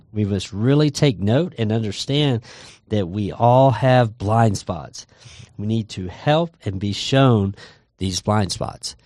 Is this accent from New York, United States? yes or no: no; Texas, United States; growing up in Texas